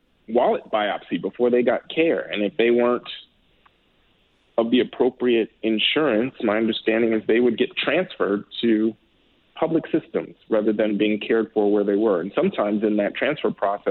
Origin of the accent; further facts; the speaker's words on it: Chicago, Illinois, United States; I grew up in Hyde Park. So for those who are familiar with Chicago, Hyde Park is on the south side.